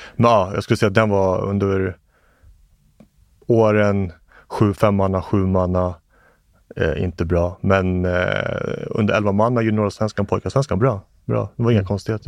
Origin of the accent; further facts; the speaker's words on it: Stockholm, Stockholm County, Sweden; also born or lived in Johannesburg, South Africa / Pasadena, Los Angeles, United States / Vällingby; Och därefter så var det Tensta. Eh, och det är där jag är egentligen uppvuxen i Mm. majoriteten mm. av mitt liv